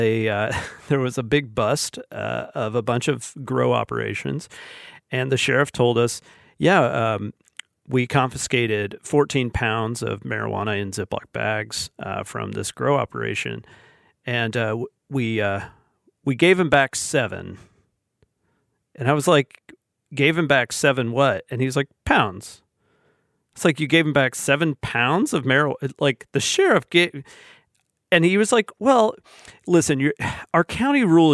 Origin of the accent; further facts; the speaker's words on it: Alabama, United States; I'm from Alabama and still live in Alabama